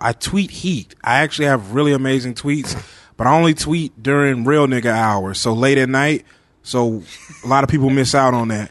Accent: Bernice, Louisiana, United States; my hometown, Bernice, Louisiana. Uh, I grew up there. I'm from there

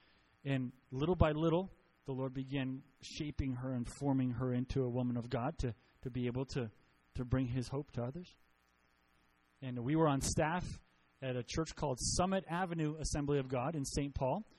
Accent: Costa Rica; I grew up in Costa Rica. So my parents were missionaries. My whole growing up life. So I was 4 years old when we went, and I graduated from high school in Costa Rica.

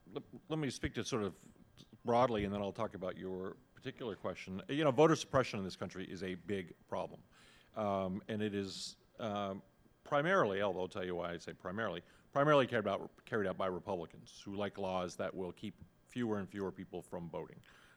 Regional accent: Vermont, United States; now in Virginia, United States; I grew up in Vermont. Everything was on paper up there. But I live in Virginia now.

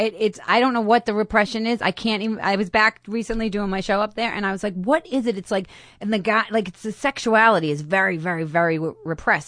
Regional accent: Boston, Massachusetts, United States; accent: thick Boston; moved away as an adult; I grew up in Boston

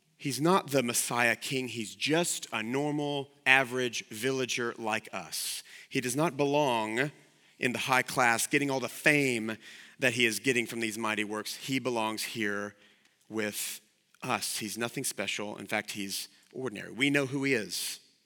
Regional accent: the South, United States; I'm from the South

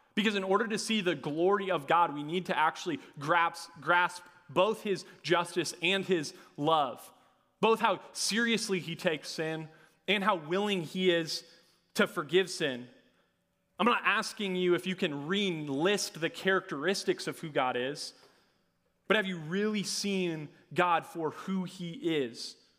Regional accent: Hopkins, Minnesota, United States; I'm from Hopkins, Minnesota. I graduated from Southwest Christian High School

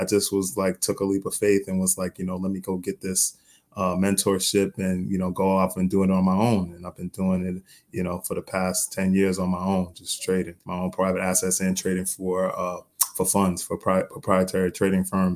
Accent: New York, United States; also born or lived in North Carolina; Born and raised in New York

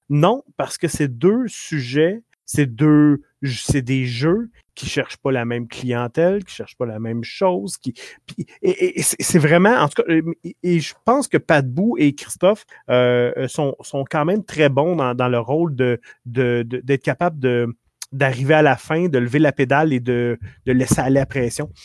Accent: Quebec, Canada; accent: Québécois; notre accent québécois

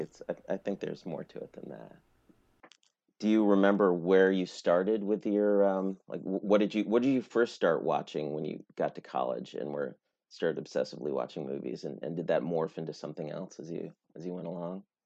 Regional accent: Albany, New York, United States; now in Maine, United States; I'm from Albany

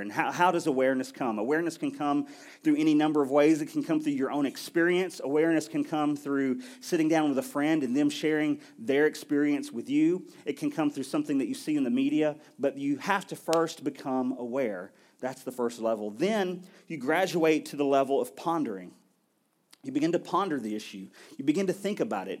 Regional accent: United States

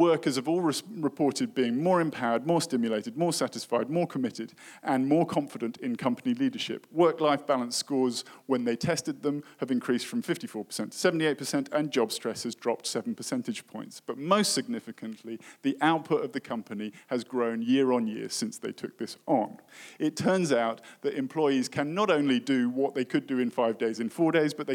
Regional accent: United Kingdom; in my home country, in the UK

